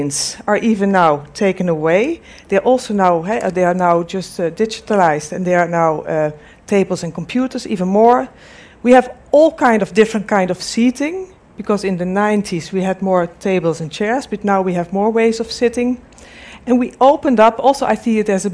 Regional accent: Delft, South Holland, Netherlands; I'm from the Netherlands, from Delft, where's the Technical University in Delft

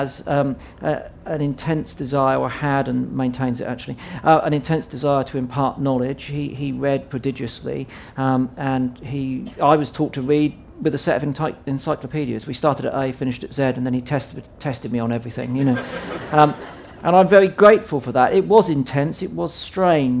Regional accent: Southampton, South East England, United Kingdom; I was growing up in Southampton

